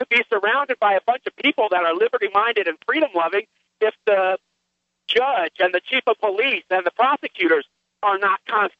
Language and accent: English; Arizona, United States; I was born and raised in Arizona